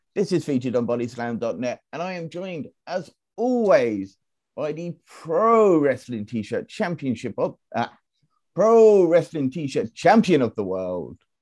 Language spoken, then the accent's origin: English; United Kingdom; we're British